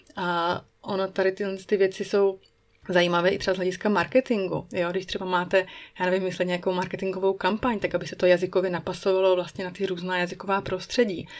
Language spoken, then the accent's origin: Czech; Moravia, Czechia; moved away as an adult; now in Switzerland; u nás na Moravě